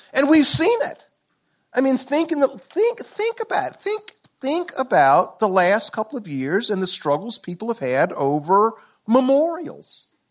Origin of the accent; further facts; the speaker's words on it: Columbia, South Carolina, United States; I'm from South Carolina. Columbia, South Carolina, born nineteen fifty-four